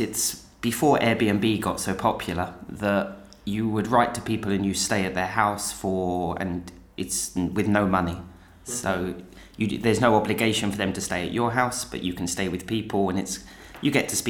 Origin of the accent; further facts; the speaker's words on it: England, United Kingdom; I'm English